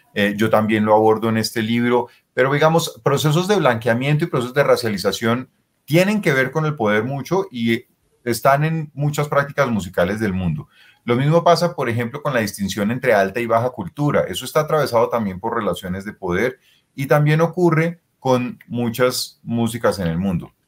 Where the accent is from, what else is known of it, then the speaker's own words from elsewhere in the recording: Colombia; mi ser colombiano